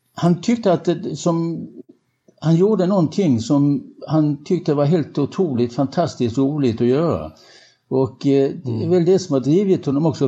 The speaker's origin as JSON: {"language": "Swedish", "town": "Helsingborg", "region": "Skåne", "country": "Sweden", "said": "vi kom ju båda från Helsingborg och gick på samma disco"}